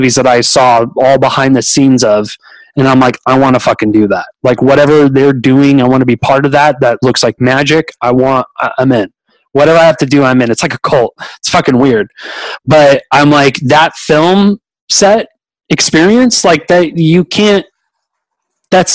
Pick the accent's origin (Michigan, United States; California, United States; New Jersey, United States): California, United States; Pleasanton; moved away as an adult; now in Austin, United States; I was originally born in a little town called Pleasanton, California, and which is like about 20 minutes east from Castro Valley, and lived there for a whole bunch of years